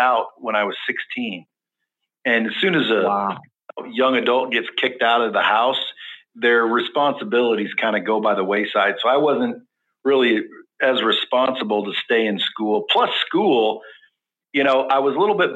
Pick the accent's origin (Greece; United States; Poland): United States; Cottage Grove, Oregon; also born or lived in Eugene, Oregon; we grew up in a small town about 20 miles south called Cottage Grove.